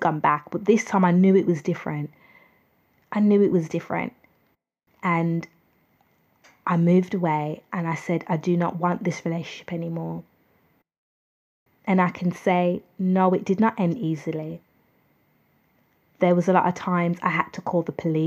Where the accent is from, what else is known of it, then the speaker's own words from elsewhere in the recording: United Kingdom; I'm from the United Kingdom